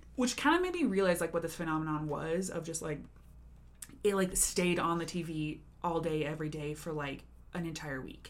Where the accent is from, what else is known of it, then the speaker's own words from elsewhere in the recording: Denver, Colorado, United States; also born or lived in Chicago; I also live in Denver right now, but I am from Denver